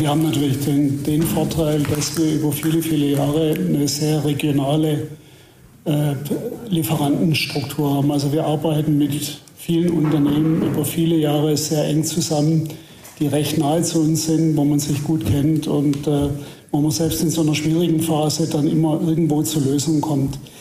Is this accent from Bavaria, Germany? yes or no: no; Heilbronn, Baden-Württemberg, Germany; ich bin in Heilbronn geboren, also nicht so weit weg von, von hier.